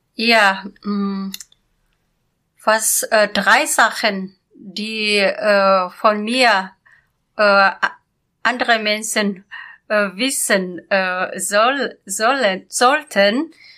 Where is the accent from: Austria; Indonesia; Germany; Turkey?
Indonesia; German is a second language; bei uns in Indonesien